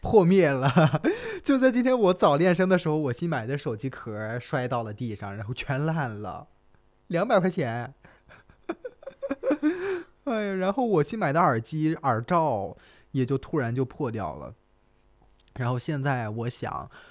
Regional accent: Shandong, China; moved away as an adult; also born or lived in Hangzhou; 我作为一个，呃，山东人也好

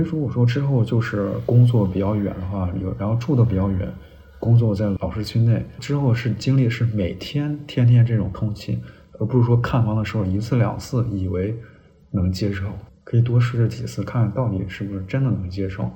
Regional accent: northern China, China; now in Guangdong, China; 我们老家儿北方呢

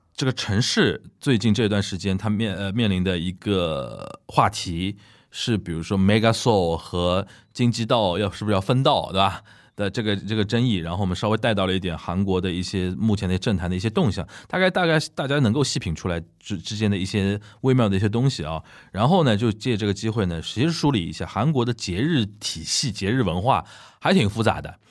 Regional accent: China; 我们中国人过端午节是

